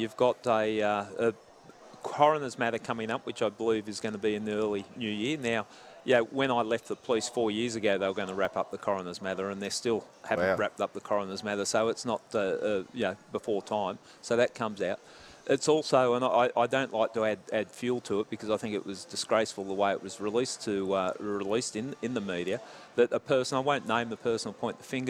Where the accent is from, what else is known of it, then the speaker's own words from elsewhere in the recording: Epping, New South Wales, Australia; Round Epping area.